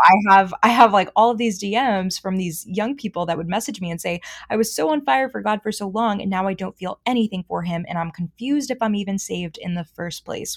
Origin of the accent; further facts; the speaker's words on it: Boston, Massachusetts, United States; moved away as an adult; also born or lived in Charlotte, North Carolina; I'm from Boston